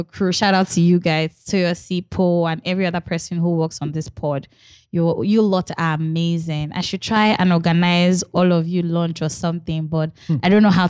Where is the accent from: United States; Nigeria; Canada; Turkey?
Nigeria; I can swear I have heard her name growing up in Nigeria, but I do not know where from.